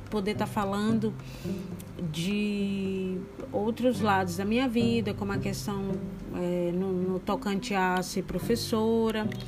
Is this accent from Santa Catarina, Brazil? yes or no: no; Bahia, Brazil; also born or lived in São Luís; Eu sou baiana, filha de pai baiano e de mãe maranhense. Nasci na Bahia, depois fui morar em São Luís. Depois voltei para Bahia novamente, depois fui de novo.